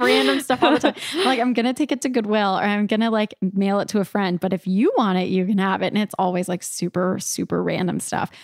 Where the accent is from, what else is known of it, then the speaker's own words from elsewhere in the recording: California, United States; moved away; I'm from California originally